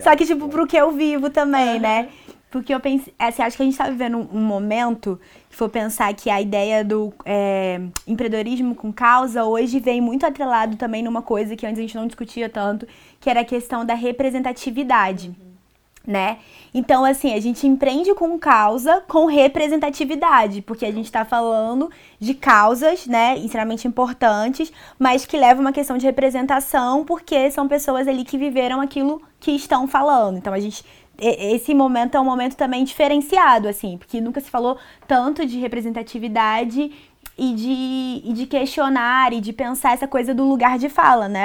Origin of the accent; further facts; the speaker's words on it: Brasília, Federal District, Brazil; moved away as an adult; now in Rio de Janeiro, Brazil; Eu sou da periferia de Brasília, do Gama